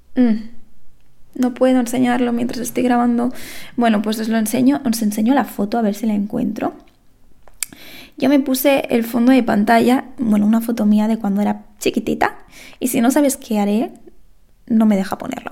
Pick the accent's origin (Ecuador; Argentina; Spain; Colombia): Spain; Lleida, Catalonia; yo soy de Lleida